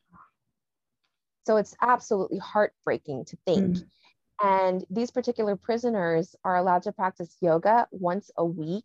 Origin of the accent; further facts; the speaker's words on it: New York City, New York, United States; I grew up inner city in New York